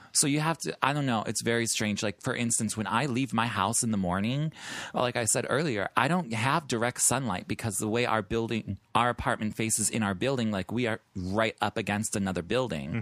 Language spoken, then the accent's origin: English; Chicago, Illinois, United States; moved away; And I'm from the Midwest, so, like, in Chicago